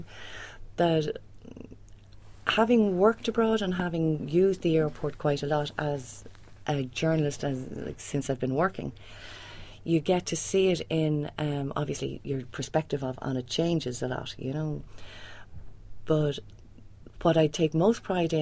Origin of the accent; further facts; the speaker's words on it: Swords, Leinster, Ireland; moved away as an adult; also born or lived in United Kingdom / Europe; I'm actually from North County Dublin, and the airport has been an integral part of my life growing up in Swords